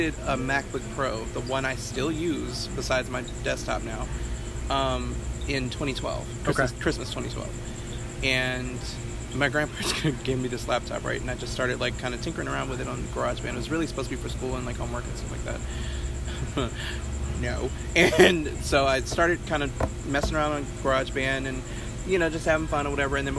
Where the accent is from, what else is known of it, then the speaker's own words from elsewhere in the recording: Port Arthur, Texas, United States; also born or lived in Richmond, Texas / Katy, Texas; now in Houston, United States; I'm from Port Arthur